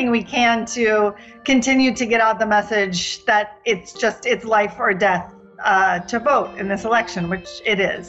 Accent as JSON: {"language": "English", "region": "Washington", "country": "United States", "moved": "yes", "lives_now": "New York, United States", "said": "little town in Washington State, but I've been here about 20 years."}